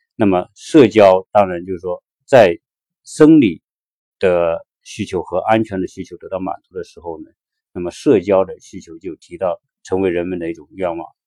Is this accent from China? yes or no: yes; China; 我们中国人